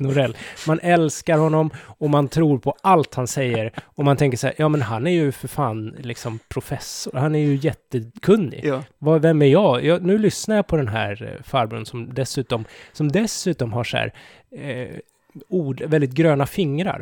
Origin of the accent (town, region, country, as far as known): Sweden